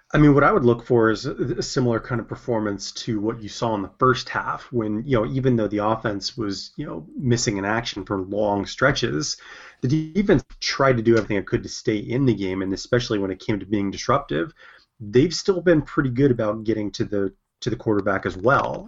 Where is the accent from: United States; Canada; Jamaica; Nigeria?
United States; California; as a Californian